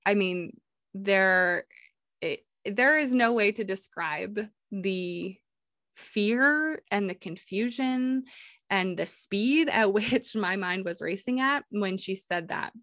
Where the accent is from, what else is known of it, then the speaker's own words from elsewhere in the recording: New York, United States; living, growing up in New York